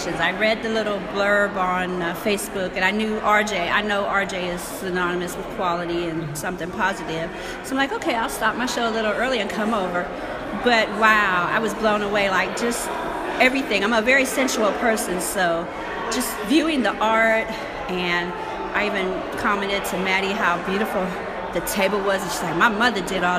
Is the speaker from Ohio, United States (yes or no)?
yes; Youngstown, Ohio, United States; I was born in Youngstown, grew up right in Smoky Hollow, which is right behind this lovely building